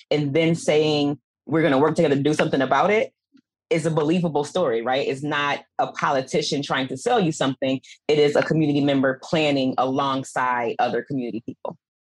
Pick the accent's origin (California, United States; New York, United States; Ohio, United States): New York, United States; Buffalo; I'm from Buffalo. I grew up here, grew up poor.